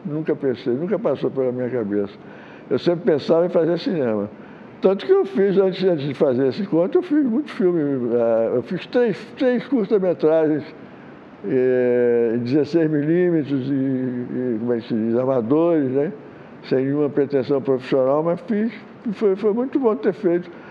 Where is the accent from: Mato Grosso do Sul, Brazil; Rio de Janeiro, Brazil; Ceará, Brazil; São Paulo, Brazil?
Rio de Janeiro, Brazil; also born or lived in Maceió, Alagoas; eu sou de Maceió, né? Eu vim para o Rio de Janeiro